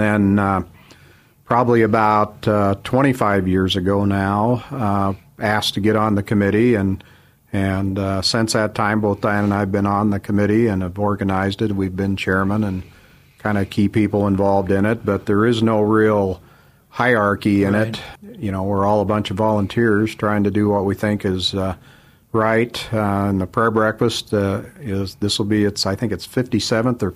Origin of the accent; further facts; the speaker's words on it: Vale, Oregon, United States; moved away as an adult; also born or lived in Ontario, Oregon; now in Idaho, United States; went to grade school and high school in Vail, Oregon